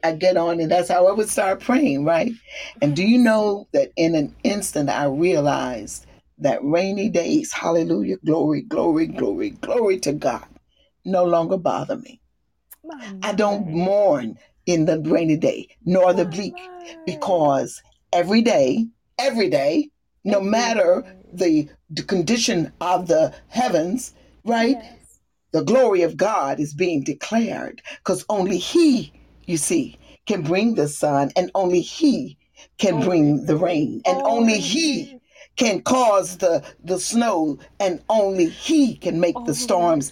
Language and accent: English; the South, United States; moved away; also born or lived in the north; I'm a Southerner